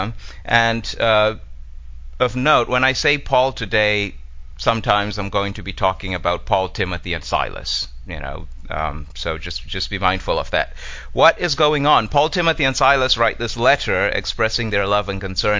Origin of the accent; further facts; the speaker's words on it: Zimbabwe; moved away; I'm originally from Zimbabwe.